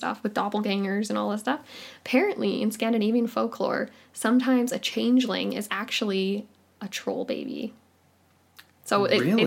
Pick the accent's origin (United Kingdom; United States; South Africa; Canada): Canada; I'm Canadian